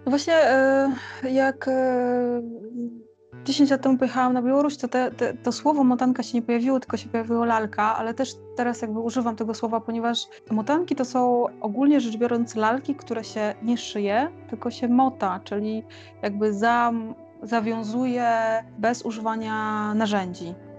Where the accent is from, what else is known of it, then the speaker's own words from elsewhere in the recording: Lublin, Lublin Voivodeship, Poland; moved away as an adult; now in Kraków, Poland; jestem z Lublina, e, urodziłam się w Lublinie i od y, no, ponad 10 lat mieszkam w Krakowie